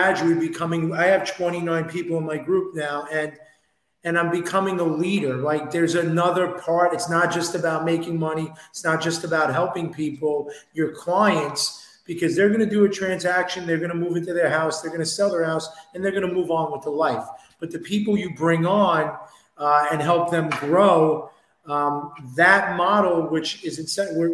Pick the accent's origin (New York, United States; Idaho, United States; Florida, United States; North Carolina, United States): New York, United States; I'm from New York. I'm from Queens, New York